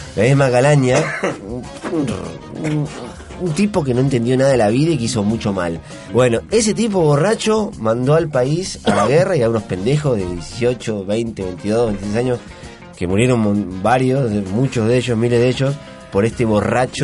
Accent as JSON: {"language": "Spanish", "country": "Argentina", "also_born_or_lived": "Switzerland", "moved": "as an adult", "lives_now": "Concón, Chile", "said": "yo me fui de Argentina a finales del 99, 2000 casi"}